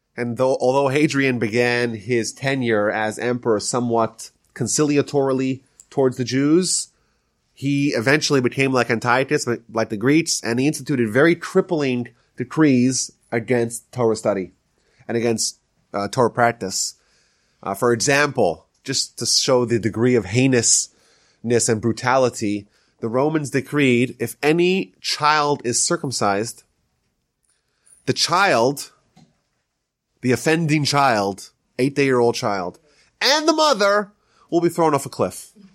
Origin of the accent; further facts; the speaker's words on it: Northeast, United States; now in Houston, United States; I'm from the, I'm from the Northeast